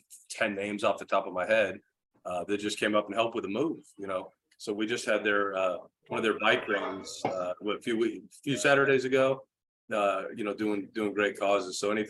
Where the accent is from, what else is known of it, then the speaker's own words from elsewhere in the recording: Baltimore, Maryland, United States; now in Oklahoma, United States; I grew up in Baltimore